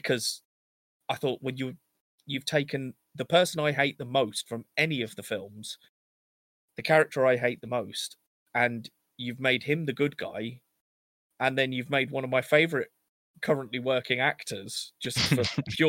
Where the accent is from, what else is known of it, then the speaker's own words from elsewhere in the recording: England, United Kingdom; We're English